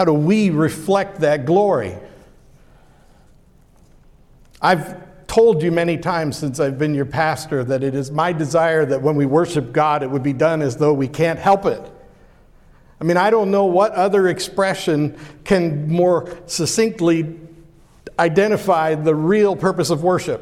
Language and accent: English; Pittsburgh, Pennsylvania, United States; I grew up in Pittsburgh, Pennsylvania.